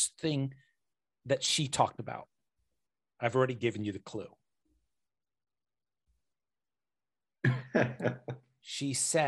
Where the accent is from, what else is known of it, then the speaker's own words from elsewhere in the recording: United States; I grew up in America